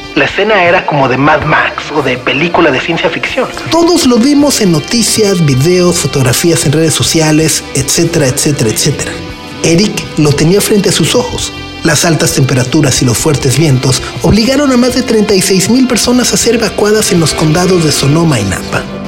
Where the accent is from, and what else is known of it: Mexico